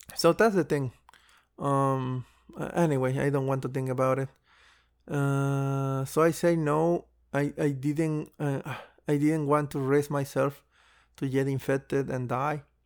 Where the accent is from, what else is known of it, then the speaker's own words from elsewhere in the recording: Mexico; I moved to my hometown, um, before the coronavirus actually hit Mexico